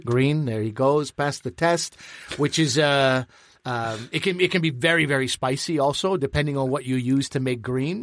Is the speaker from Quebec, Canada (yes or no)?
yes; Quebec, Canada; I come from Quebec